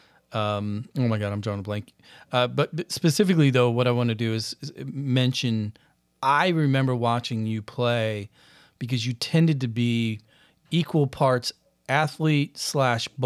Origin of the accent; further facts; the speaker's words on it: Granite City, Illinois, United States; I'm from Granite as well